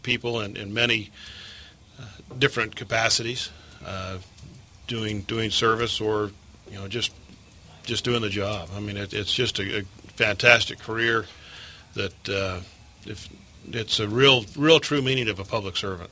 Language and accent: English; St. George, Utah, United States; also born or lived in Salt Lake City, Utah; I grew up here in St. George. We moved down from Salt Lake back in the 70s and went to school here